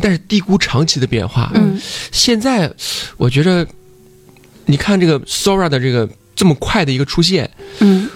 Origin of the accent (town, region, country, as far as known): China